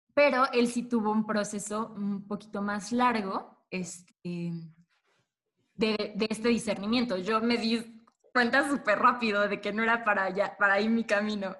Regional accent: Puebla, Mexico; los dos somos de Puebla

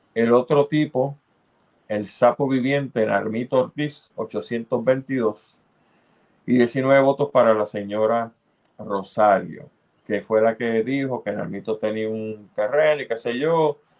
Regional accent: Puerto Rico

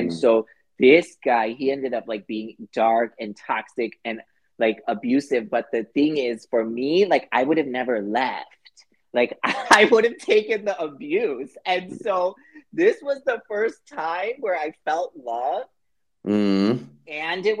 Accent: Chicago, Illinois, United States; moved away as an adult; now in Los Angeles, United States; I'm from Chicago, so I moved

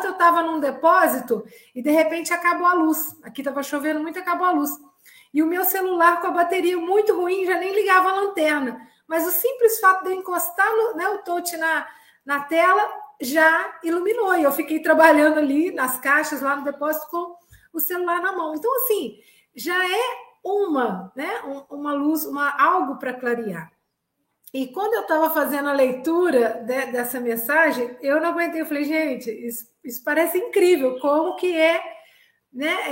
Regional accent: Minas Gerais, Brazil; eu também sou mineira. Mineiros é bom demais da conta.

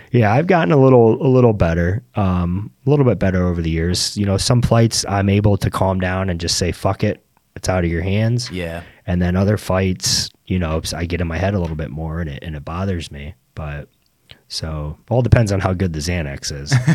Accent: Naples, Florida, United States; born and raised in Naples

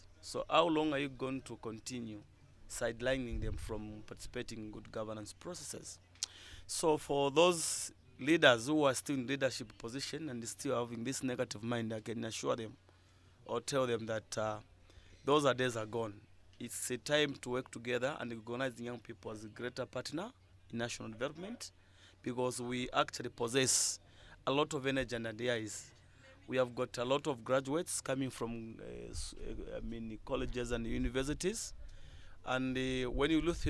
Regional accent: Luapula Province, Zambia; I'm from Luapula

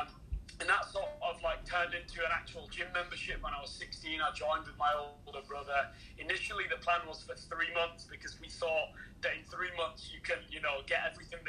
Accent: England, United Kingdom; moved away as an adult; now in Canada; Grew up in England

